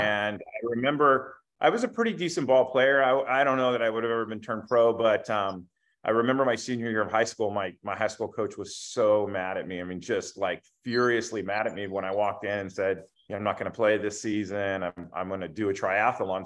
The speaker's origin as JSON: {"language": "English", "town": "Bakersfield", "region": "California", "country": "United States", "tie": "born or raised there", "also_born_or_lived": "Somalia", "said": "we moved back to Bakersfield. And yeah, I've lived here my whole life"}